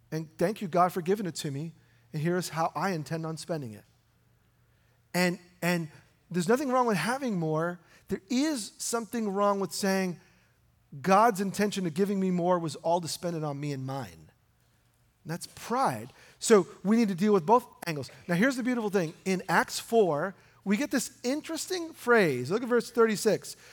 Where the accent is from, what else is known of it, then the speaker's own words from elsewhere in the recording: New York, United States; I grew up in New York